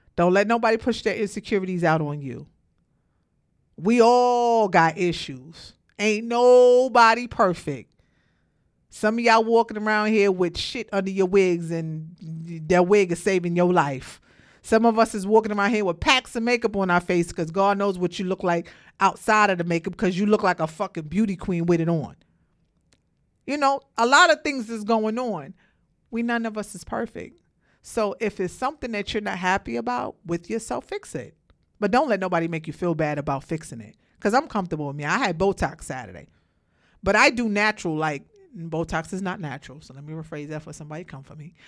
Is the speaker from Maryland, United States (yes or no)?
no; Brooklyn, New York, United States; moved away as an adult; now in Georgia, United States; born and raised in Brooklyn